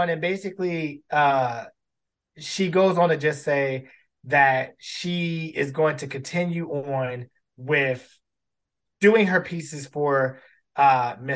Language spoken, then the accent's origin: English; Baltimore, Maryland, United States; Baltimore. Shout out to my hometown.